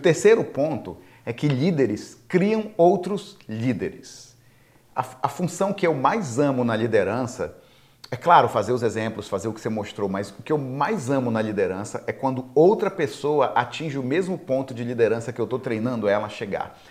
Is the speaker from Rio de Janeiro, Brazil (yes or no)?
no; Belém, Pará, Brazil; moved away as an adult; now in United States; Eu, brasileiro de Belém do Pará